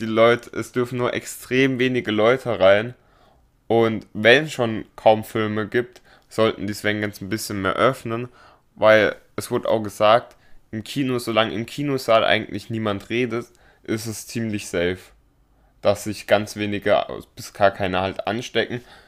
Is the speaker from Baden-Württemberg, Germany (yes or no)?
yes; Baden-Baden, Baden-Württemberg, Germany; bei uns in Baden-Baden